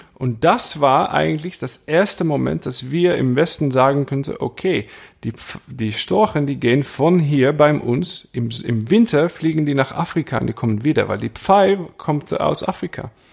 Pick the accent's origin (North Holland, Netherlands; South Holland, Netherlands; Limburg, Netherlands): Limburg, Netherlands; Maastricht; German is a second language; bei uns in Maastricht